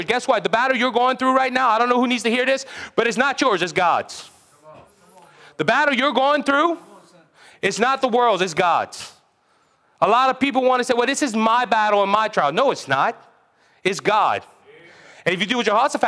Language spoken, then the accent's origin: English; Cajun, Louisiana, United States; I'm a Cajun